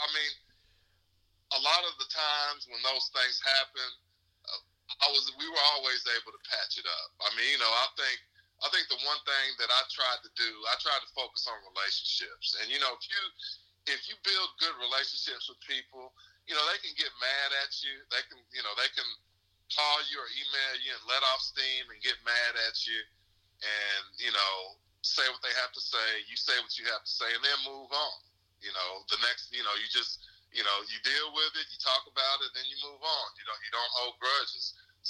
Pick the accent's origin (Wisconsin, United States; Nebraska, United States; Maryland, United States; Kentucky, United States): Kentucky, United States; Louisville; also born or lived in Lexington; No, actually, I grew up in Louisville.